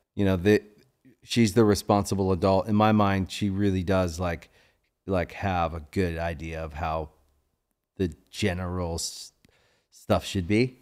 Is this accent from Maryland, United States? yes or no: yes; Maryland, United States; moved away as an adult; also born or lived in Washington, D.C.; now in Los Angeles, United States; I grew up in Maryland